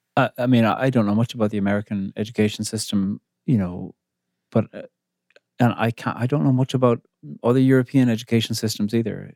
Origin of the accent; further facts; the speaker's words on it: Cork, Munster, Ireland; moved away as an adult; now in Belfast, United Kingdom; I'm from Cork on the very south coast of Ireland